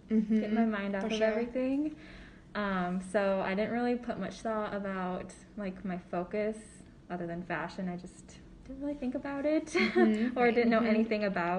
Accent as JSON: {"language": "English", "town": "Sioux Falls", "region": "South Dakota", "country": "United States", "tie": "born or raised there", "said": "I grew up in Sioux Falls, South Dakota"}